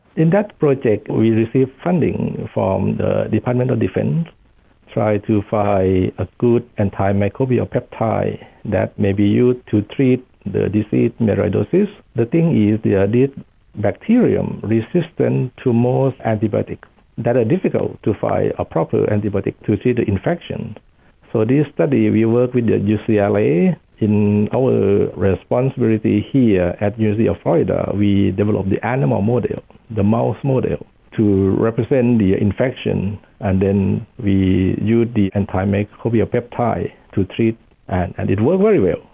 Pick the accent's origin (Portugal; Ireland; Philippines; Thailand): Thailand; moved away as an adult; also born or lived in England; now in United States; I'm originally from Thailand